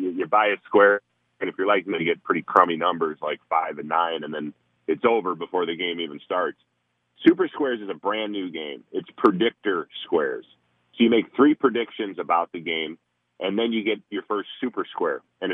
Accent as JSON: {"language": "English", "region": "Minnesota", "country": "United States", "tie": "born or raised there", "said": "I grew up in Minnesota"}